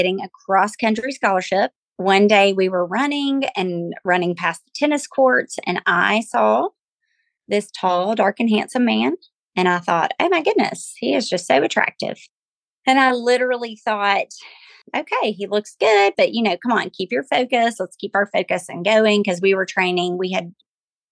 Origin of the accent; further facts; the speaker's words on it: Glencoe, Alabama, United States; now in Auburn, United States; I was born and raised in Glencoe, Alabama, to precious parents who raised me to love the Lord.